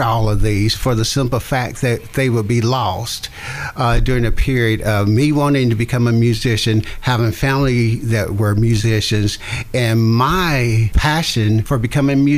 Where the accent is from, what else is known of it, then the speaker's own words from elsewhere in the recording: father's radio show in Greenville, Tennessee, the South, United States; I grew up in the Jim Crow South